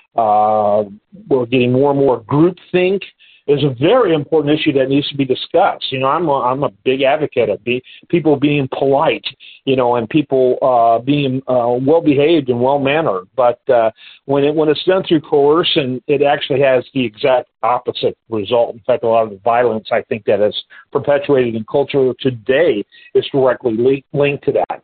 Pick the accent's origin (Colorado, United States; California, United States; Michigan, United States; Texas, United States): Michigan, United States; I'm from Michigan